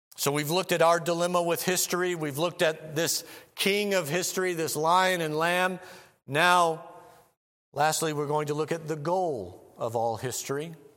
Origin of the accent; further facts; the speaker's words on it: Missouri, United States; moved away; I'm from Missouri originally